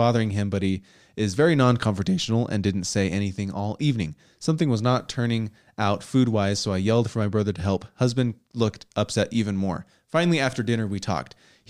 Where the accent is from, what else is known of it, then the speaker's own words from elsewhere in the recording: Pennsylvania, United States; moved away as an adult; now in Florida, United States; Backstory, I grew up in Pennsylvania in a huge family, 10 kids, and holidays are a family affair.